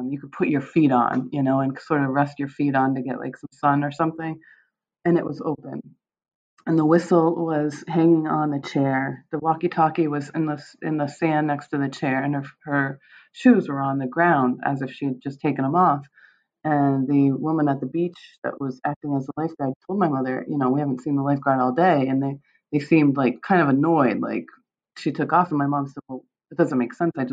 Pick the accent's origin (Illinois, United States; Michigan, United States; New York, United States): Michigan, United States; born there; I, I was born in Michigan. My mom is from Michigan, but my dad had grown up in Westmoreland.